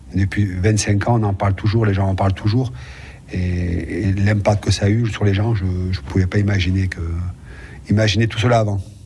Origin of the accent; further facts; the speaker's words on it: Nice, Provence-Alpes-Côte d'Azur, France; Je suis né à Nice, j'étais formé à Nice, j'étais professionnel à Nice